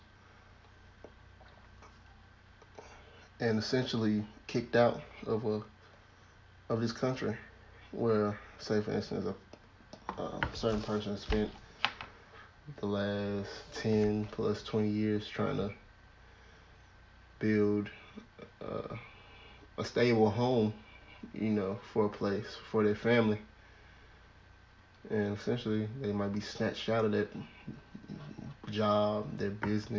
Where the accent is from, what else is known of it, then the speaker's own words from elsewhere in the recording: the South, United States; I'm from the South.